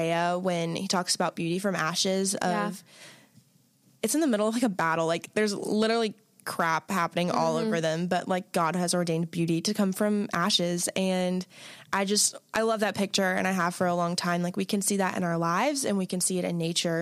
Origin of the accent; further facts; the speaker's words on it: Florida, United States; moved away; When I grew up in Florida